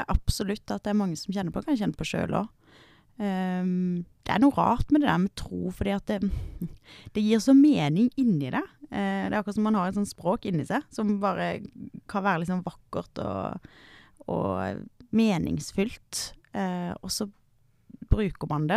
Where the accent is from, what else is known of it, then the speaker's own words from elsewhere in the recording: Kristiansand, Agder, Norway; moved away as an adult; also born or lived in Bergen; now in Oslo, Norway; Nå kommer jeg fra Sørlandet